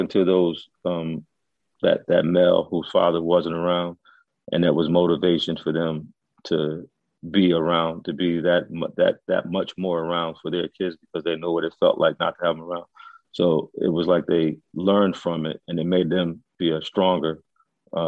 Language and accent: English; Stratford, Connecticut, United States; Stratford is where I grew up, and I always wanted to work in my town